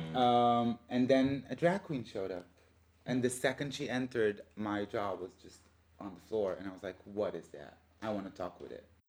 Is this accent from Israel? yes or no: yes; Israel; moved away; I was born and raised in Israel